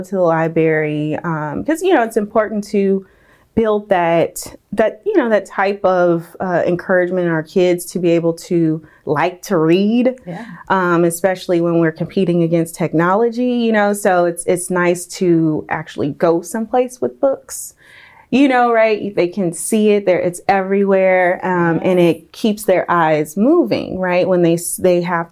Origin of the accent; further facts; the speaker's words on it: Tallulah, Louisiana, United States; also born or lived in Milwaukee, Wisconsin / Salinas, California; now in California, United States; Wasn't born there, but raised in Tallulah, Louisiana. Moved to California